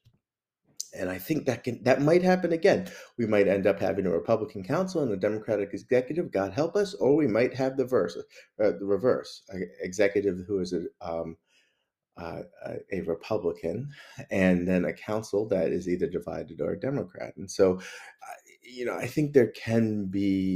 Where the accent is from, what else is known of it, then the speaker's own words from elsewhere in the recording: Mount Airy, Maryland, United States; I'm from Mount Airy